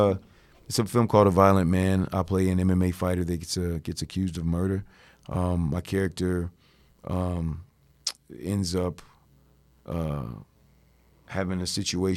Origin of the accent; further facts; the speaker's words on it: East Coast, United States; You know, I'm from the East Coast. I like being on the East Coast.